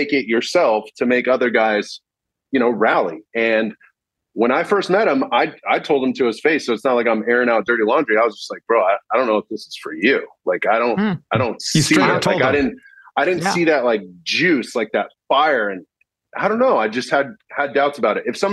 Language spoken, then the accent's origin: English; Orange County, Southern California, United States; I grew up in Orange County.